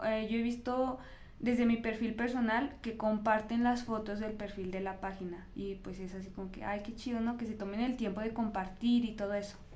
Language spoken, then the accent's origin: Spanish; Fresnillo, Zacatecas, Mexico; moved away as an adult; now in Zacatecas, Mexico; yo soy de Fresnillo, entonces cuando me vengo a estudiar acá a Zacatecas